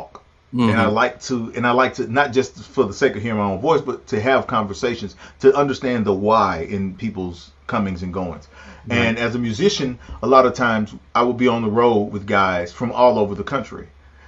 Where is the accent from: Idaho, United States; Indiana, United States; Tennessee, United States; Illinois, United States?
Tennessee, United States; Pulaski; I was raised in Pulaski, Tennessee